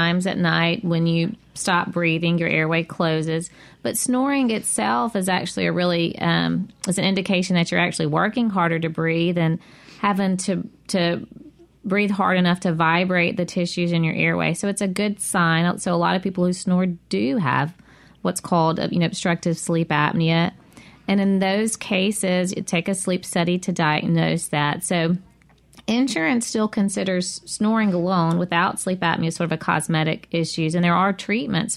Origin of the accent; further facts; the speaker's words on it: near Eupora, Mississippi, United States; It's close to my hometown.